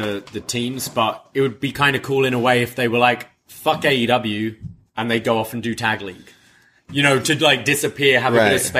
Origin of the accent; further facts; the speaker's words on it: United Kingdom; as a Brit